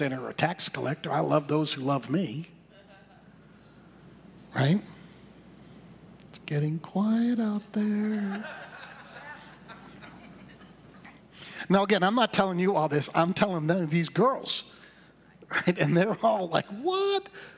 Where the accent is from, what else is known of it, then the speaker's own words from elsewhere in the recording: Boston, Massachusetts, United States; moved away; I'm from Boston